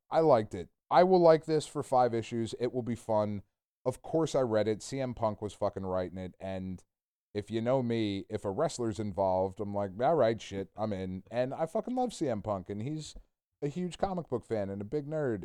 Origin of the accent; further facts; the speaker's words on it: New Jersey, United States; we're all from Jersey. It's how we fucking talk.